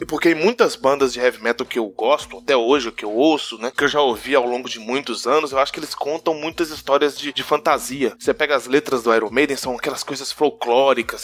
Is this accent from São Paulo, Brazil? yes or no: no; Vale do Aço, interior of Minas Gerais, Brazil; Interiorzão de Minas, interiorzão uhum. mesmo. Aqui nós chamamos Vale do Aço